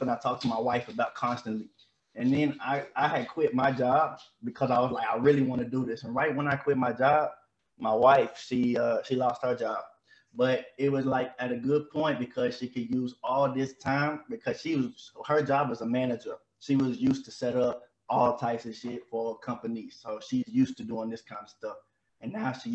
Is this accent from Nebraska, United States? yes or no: no; Mississippi, United States; moved away as an adult; also born or lived in Memphis, Tennessee; now in Switzerland; I was born in Memphis, but I'm raised in Mississippi